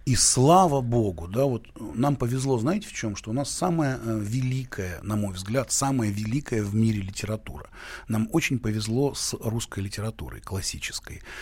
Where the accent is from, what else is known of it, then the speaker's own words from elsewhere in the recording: Kyiv, Ukraine; born there; Да, я родился в Киеве и очень горжусь этим. И э, это один, это, это прекрасный город Киев.